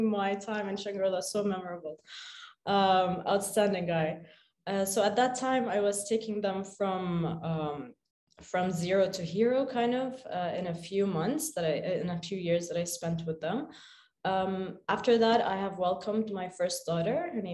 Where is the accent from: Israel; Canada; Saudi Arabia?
Saudi Arabia; Khobar, Eastern Province; also born or lived in Sharjah, United Arab Emirates; I grew up in Khobar, Saudi Arabia, which is the eastern province.